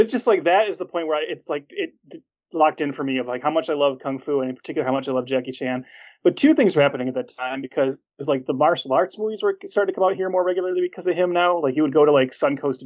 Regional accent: Detroit, Michigan, United States; I grew up in the Metro Detroit area, and we had a local station here

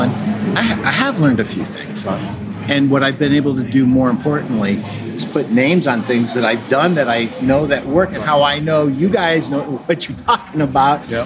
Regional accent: Schenectady, New York, United States; yes, I'm from Schenectady, New York.

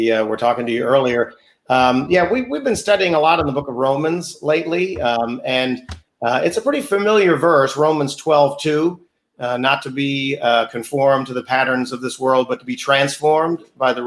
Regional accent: New York, United States; born and raised in New York

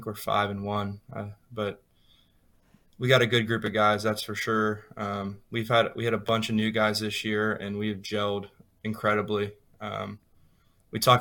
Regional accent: Mason, Ohio, United States; I'm from Mason, Ohio

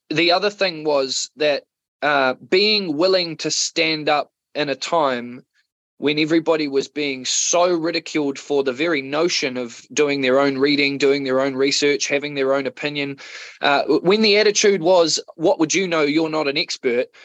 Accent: Otago, New Zealand; also born or lived in Wellington; a mixture of um, South Otago

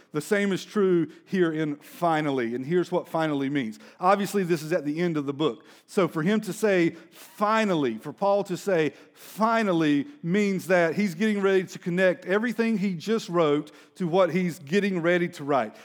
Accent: Denton, Texas, United States; I'm from Denton.

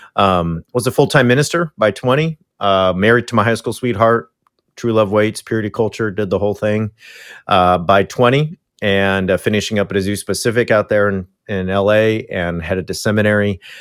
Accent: Yorba Linda, California, United States; moved away; I grew up in Richard Nixon's church in his hometown.

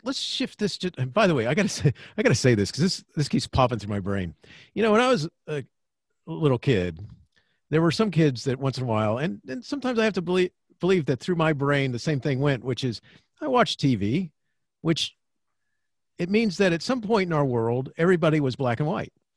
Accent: Florida, United States; I grew up in Florida.

